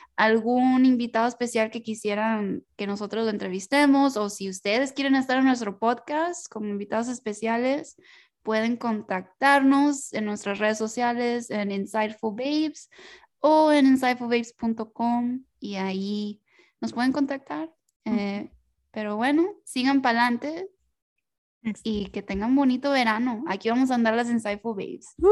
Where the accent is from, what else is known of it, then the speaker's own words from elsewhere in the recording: United States; first language Spanish; somos latinas, crecimos en Estados Unidos, y aunque nuestro primer lenguaje fue español